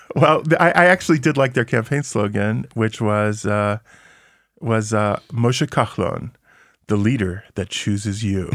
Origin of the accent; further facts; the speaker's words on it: United States; now in Israel; I grew up in America